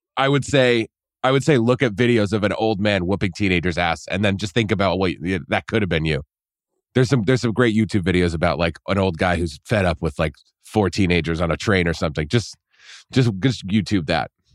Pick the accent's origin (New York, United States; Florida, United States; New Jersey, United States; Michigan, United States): New York, United States; Poughkeepsie; moved away; your college town is my hometown